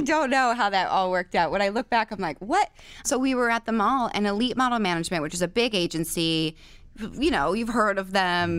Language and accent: English; Benton, Pennsylvania, United States; also born or lived in Shickshinny, Pennsylvania; I was born in Pennsylvania